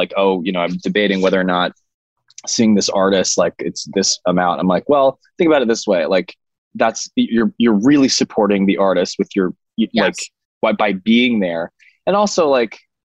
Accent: San Francisco, California, United States; outside of where I grew up in San Francisco

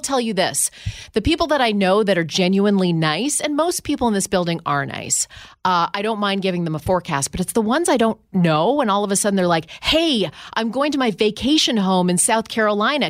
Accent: Ottawa, Ontario, Canada; moved away; my hometown of Ottawa, Canada

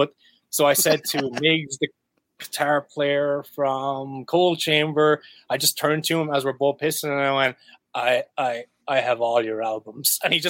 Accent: Ireland; yeah, I'm Irish, I'm allowed to actually have a drink.

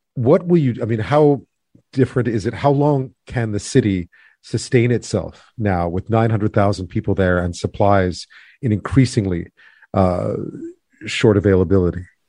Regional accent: Quebec, Canada; I grew up in Quebec

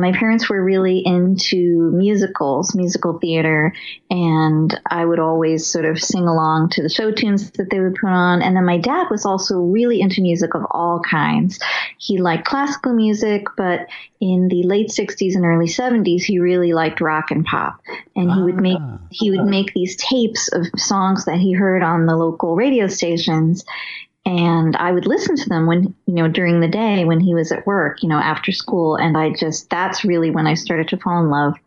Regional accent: Los Angeles, California, United States; also born or lived in New York; now in Maplewood, United States; I grew up in Los Angeles, in Westwood Village, kind of around the UCLA neighborhood

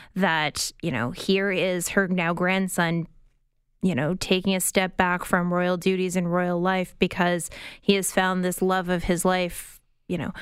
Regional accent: Tilbury, Ontario, Canada; my hometown of Tilbury

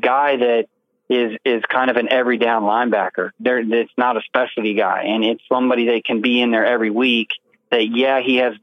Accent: Kansas City, Missouri, United States; moved away; also born or lived in Texas; I grew up in Kansas City

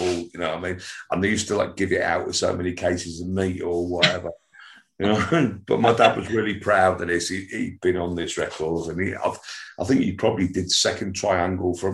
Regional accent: Wigan, North West England, United Kingdom; also born or lived in Nottingham / Ormskirk / Southport / Liverpool; I was born in Nottingham. This is a story longer than a bit of string. we we ended up in Wigan, then we moved

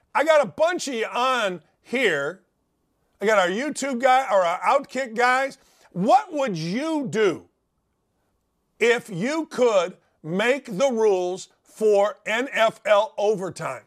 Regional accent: Northwest Indiana, United States; I grew up in Northwest Indiana

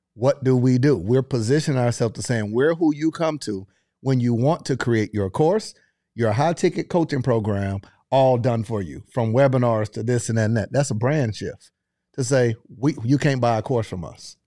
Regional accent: Panama City, Florida, United States; I grew up in Panama City, Florida, thirty minutes away from Alabama, Mississippi

